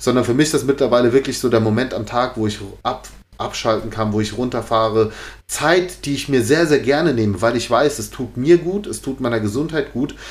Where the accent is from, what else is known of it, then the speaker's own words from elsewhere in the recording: Giessen, Hesse, Germany; hier in Gießen hat's jetzt auch so, weil es ist halt meine Heimatstadt so